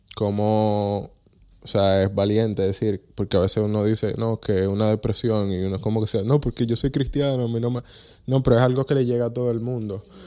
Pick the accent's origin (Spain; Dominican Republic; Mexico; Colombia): Dominican Republic; now in Netherlands; yo el 95% de mi vida fue en República Dominicana. Yo nací aquí